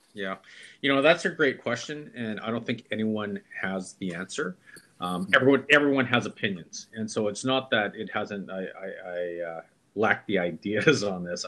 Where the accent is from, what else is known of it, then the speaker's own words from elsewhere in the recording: Vancouver, British Columbia, Canada; I was born in Canada, yeah. in Vancouver, in 1970, and I went to five elementary schools in seven years.